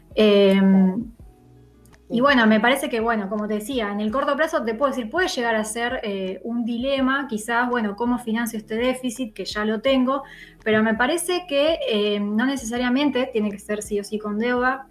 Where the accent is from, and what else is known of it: Argentina